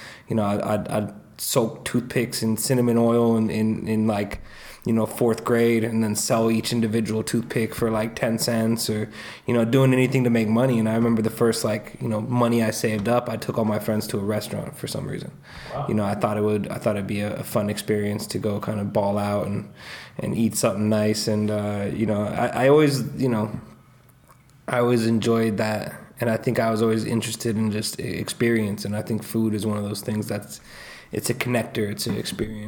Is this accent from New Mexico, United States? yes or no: no; Boulder, Colorado, United States; moved away as an adult; also born or lived in Michigan; I grew up in Boulder. I was born in Michigan, and you know, I was born in Michigan and moved to Colorado when I was super young, you know, 4 or 5 years old